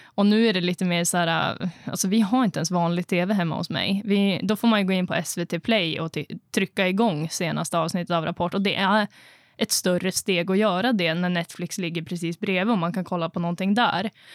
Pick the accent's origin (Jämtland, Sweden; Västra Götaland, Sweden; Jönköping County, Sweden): Jämtland, Sweden; Östersund; moved away as an adult; also born or lived in Norrbotten; now in Piteå, Sweden; jag är ju uppvuxen i Östersund